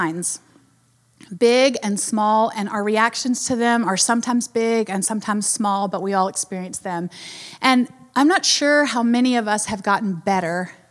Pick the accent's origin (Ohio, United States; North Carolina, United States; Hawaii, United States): North Carolina, United States; I'm from North Carolina